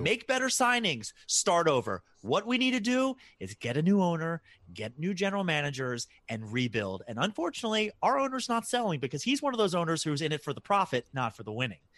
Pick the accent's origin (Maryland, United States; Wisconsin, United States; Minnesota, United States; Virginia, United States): Maryland, United States; Baltimore; born and raised in Baltimore